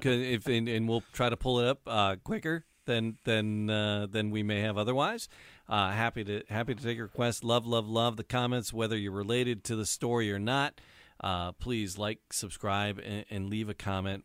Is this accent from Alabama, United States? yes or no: no; Detroit, Michigan, United States; I grew up in the city. I was born, raised in the city